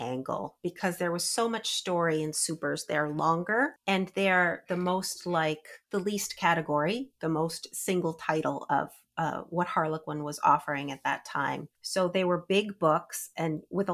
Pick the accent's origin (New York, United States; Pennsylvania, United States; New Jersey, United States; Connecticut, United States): New York, United States; Albany; I grew up in near Albany, New York